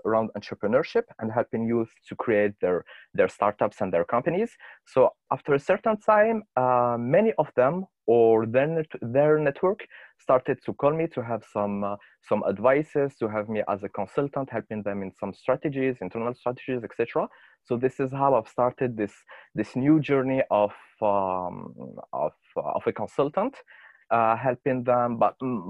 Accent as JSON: {"language": "English", "country": "Algeria", "said": "I'm from Algeria"}